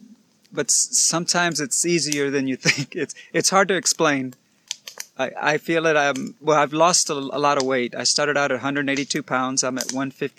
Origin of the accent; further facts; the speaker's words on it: Baytown, Texas, United States; I am from Baytown, Texas, which is just 30 minutes east of the big city of Houston.